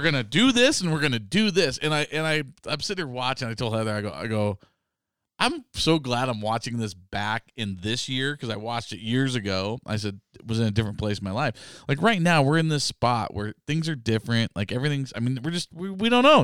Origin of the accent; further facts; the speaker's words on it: North Idaho, United States; growing up in North Idaho